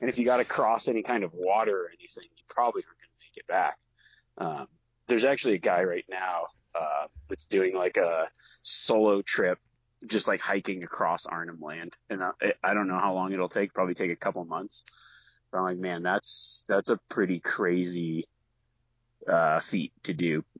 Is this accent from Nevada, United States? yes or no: yes; Nevada, United States; growing up in Nevada